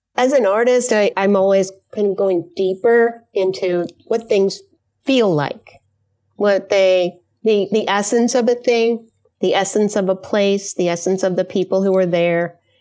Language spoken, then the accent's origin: English; New York, United States; now in Mount Prospect, United States; I'm from New York originally, but now living in a suburb of Chicago called Mount Prospect